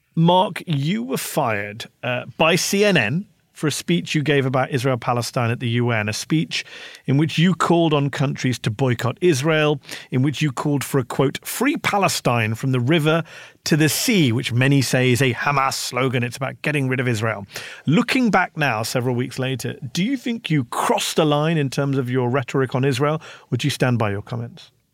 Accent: United Kingdom; now in United States; a British journalist living in the U S

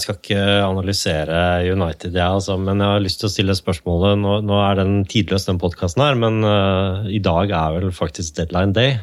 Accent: Hammerfest, Finnmark, Norway; jeg er født i Hammerfest, så jeg kommer jo da lenger nord fra deg

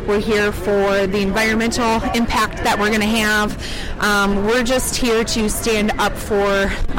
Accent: Charleston, West Virginia, United States; I'm from Charleston, West Virginia, and our state has been decimated over the past 8 years

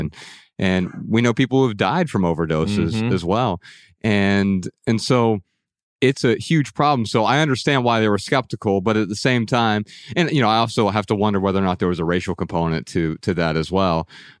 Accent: Dayton, Ohio, United States; Yeah, Ryan and I grew up in Dayton, Ohio. It's the opioid capital of America.

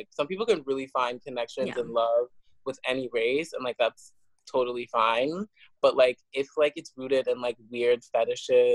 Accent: South Africa; I was born in South Africa

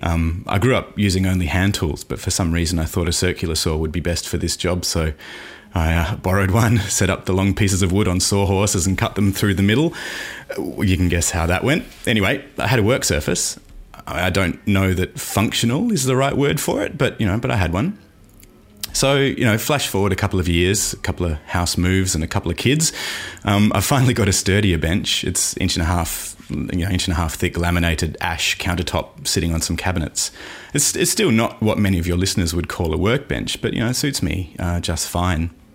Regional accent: Australia; accent: Aussie; you've probably heard enough of my accent

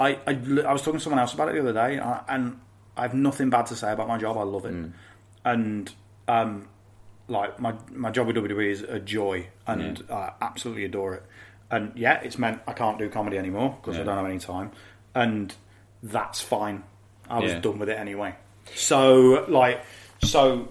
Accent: Hinckley, East Midlands, United Kingdom; I grew up in Henkley, which is equidistant, good word, equidistant between Leicester and Coventry

